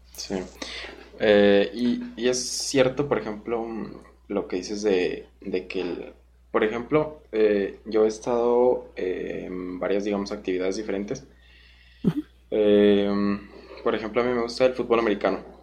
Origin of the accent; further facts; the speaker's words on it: Guanajuato, Mexico; yo soy de Guanajuato